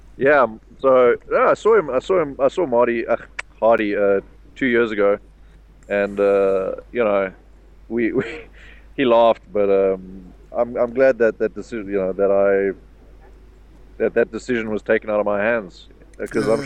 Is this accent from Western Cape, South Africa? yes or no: yes; Cape Town, Western Cape, South Africa; I grew up in Cape Town